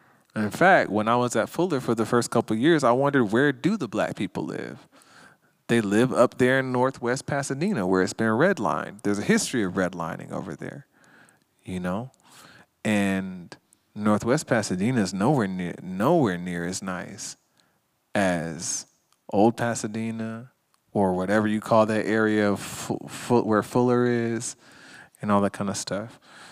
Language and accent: English; Jamaica; now in Los Angeles, United States; Now, we don't know what the Confederate flag is because we're from Jamaica. So we just put up the Jamaican flag.